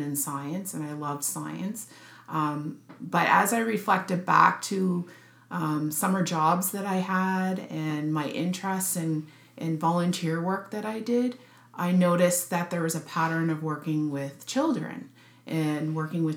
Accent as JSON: {"language": "English", "town": "Sydney", "region": "Nova Scotia", "country": "Canada", "tie": "born or raised there", "also_born_or_lived": "Edmonton, Alberta", "moved": "as an adult", "lives_now": "Halifax, Canada", "said": "I was born in Edmonton, Alberta. However, I only lived there for 2 years of my life and then moved to Sydney, Nova Scotia, where I have family roots in Sydney, and spent my childhood in Sydney"}